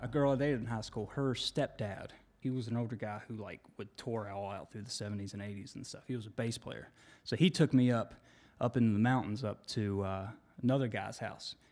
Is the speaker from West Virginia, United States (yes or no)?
yes; Monroe County, West Virginia, United States; I grew up in a small county down there, you don't even like say you're from this town. You're just like, yeah, I'm from Monroe County